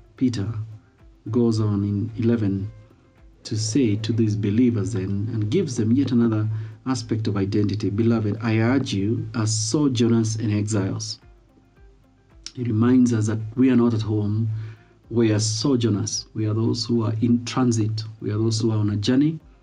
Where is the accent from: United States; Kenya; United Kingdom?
Kenya; I am Kenyan, and I'm a follower of Jesus Christ